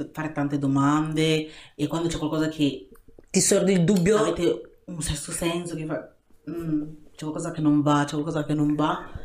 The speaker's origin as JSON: {"language": "Italian", "country": "Ghana", "moved": "yes", "lives_now": "Italy", "said": "io parlo in Ghana perché Ghana è il mio paese"}